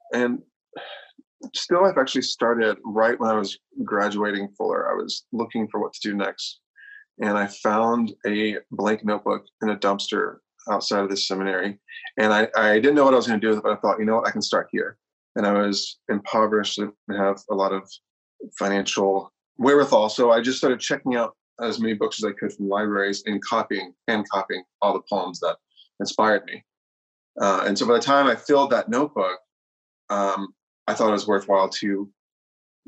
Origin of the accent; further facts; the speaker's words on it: Nashville, Tennessee, United States; moved away as an adult; now in Los Angeles, United States; I'm from Nashville originally, moved out to Los Angeles a decade ago